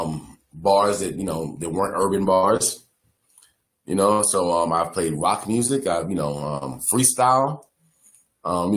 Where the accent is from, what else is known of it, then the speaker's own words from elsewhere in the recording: New York City, New York, United States; I'm from the Bronx